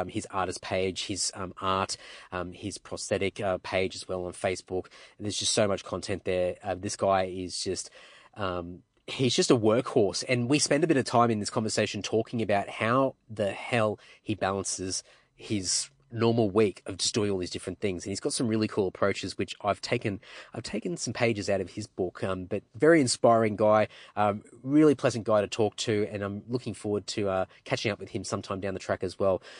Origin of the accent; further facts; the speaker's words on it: Redcliffe, Queensland, Australia; I was born and raised in Redcliffe, and then lived all over Queensland, and then came back to Redcliffe for high school